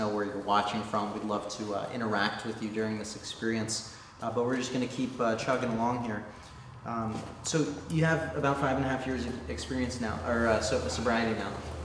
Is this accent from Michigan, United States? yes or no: no; Point Pleasant, New Jersey, United States; I'm from Point Pleasant